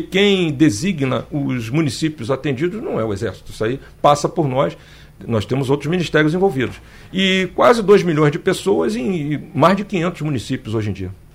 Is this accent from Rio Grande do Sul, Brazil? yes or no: no; Rio de Janeiro, Brazil; moved away as an adult; also born or lived in Brasília; now in Recife, Brazil; eu sou do natural do Rio de Janeiro